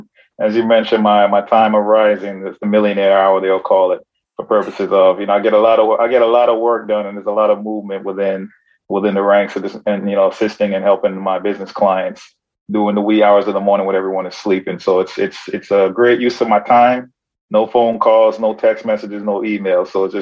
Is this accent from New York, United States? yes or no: yes; Brooklyn, New York, United States; growing up in Brooklyn and growing up in the hood, I never lost sight of my foundation and the principles and where I come from.